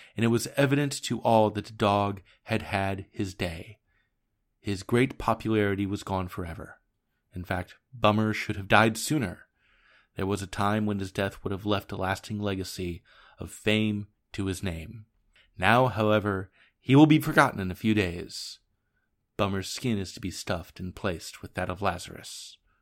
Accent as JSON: {"language": "English", "town": "Portland", "region": "Oregon", "country": "United States", "tie": "born or raised there", "said": "Portland, Oregon, my hometown"}